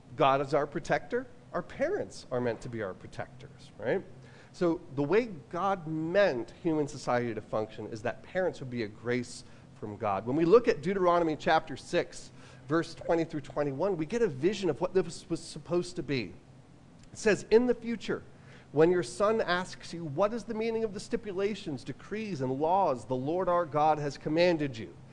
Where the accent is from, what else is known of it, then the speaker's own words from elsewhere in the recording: New York, United States; I'm from New York